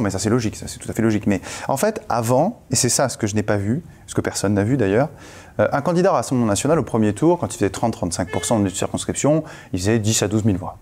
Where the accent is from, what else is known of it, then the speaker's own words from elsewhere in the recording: France; on est français